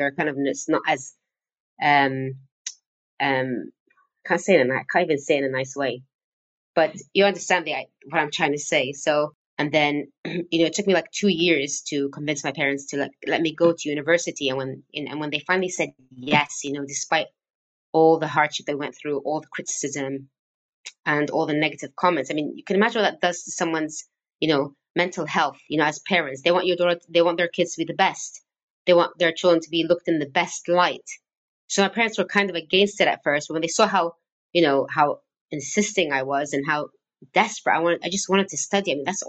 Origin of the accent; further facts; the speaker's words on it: Syria; English is a second language; also born or lived in Cyprus; I wasn't born in Syria, and I stayed there for 18 years.